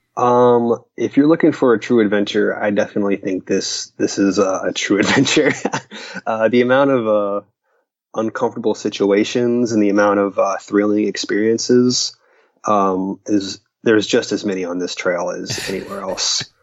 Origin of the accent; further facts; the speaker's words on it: Stuart, Florida, United States; I am from Florida